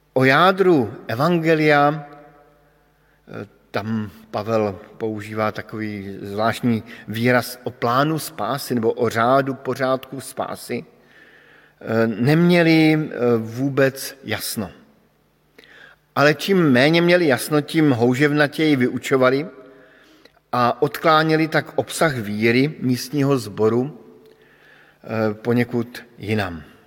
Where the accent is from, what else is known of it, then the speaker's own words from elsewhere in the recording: Bohemia, Czechia; moved away; pocházím z Čech